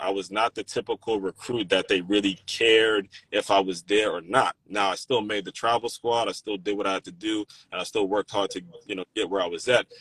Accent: Maryland, United States; when I was growing up in Maryland

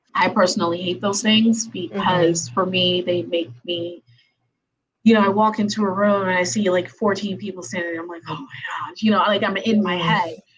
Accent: Haiti; I am from Haiti

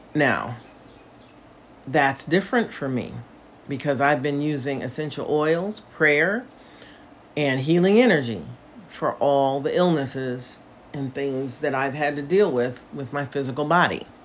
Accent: United States; moved away as an adult; now in Portugal; as an American

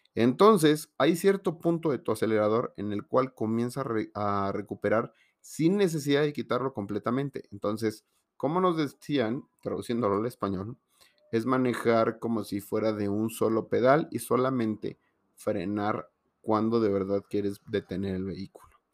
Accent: Mexico; en México

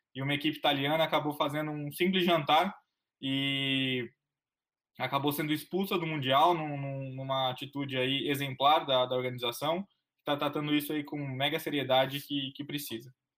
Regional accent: Londrina, Paraná, Brazil; moved away; also born or lived in São Paulo; Eu tô aqui em Londrina, minha cidade natal, é, cidade da minha família

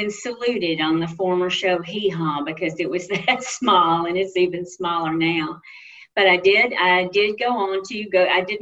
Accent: Mississippi, United States; it's my home state

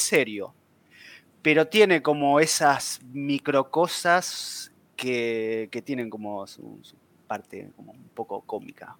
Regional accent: Buenos Aires, Argentina; soy de Buenos Aires

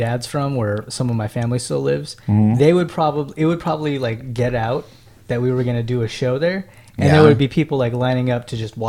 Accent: Las Vegas, Nevada, United States; And I was born and raised in Las Vegas

